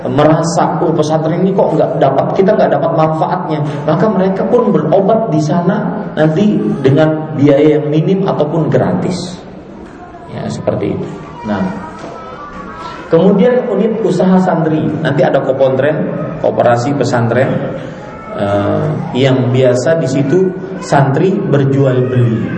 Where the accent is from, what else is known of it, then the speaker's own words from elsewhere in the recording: Banjarmasin, South Kalimantan, Indonesia; Uh, saya dari Banjarmasin harus sekolah ke Jawa.